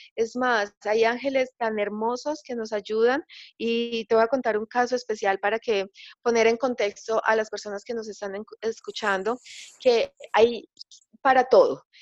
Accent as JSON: {"language": "Spanish", "town": "Medellín", "region": "Antioquia", "country": "Colombia", "tie": "born or raised there", "said": "acá en Colombia, en Medellín, que es mi ciudad natal"}